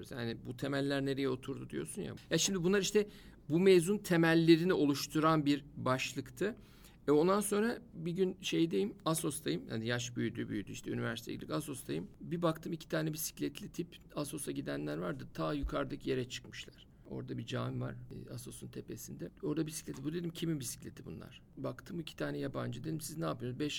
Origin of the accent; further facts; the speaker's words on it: Edirne, Turkey; Gene tesadüfen ilk başladığımız il Edirne. Vallahi tesadüf bunlar. O da benim e, Edirneliyim ben. Edirne'den başladı ilk il olarak.